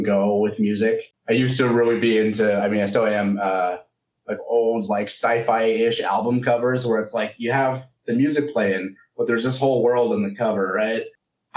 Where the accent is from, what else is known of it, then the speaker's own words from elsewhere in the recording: Berkeley, California, United States; I'm from Berkeley, California.